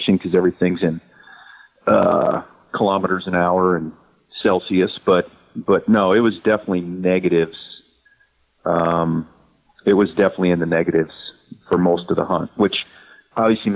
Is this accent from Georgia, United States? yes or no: no; Ohio, United States; now in Montana, United States; I'm from Ohio